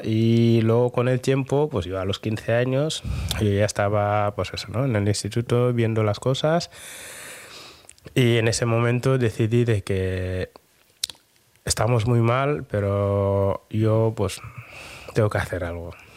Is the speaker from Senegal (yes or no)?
yes; Dakar, Senegal; now in Bilbao, Spain; yo soy de Dakar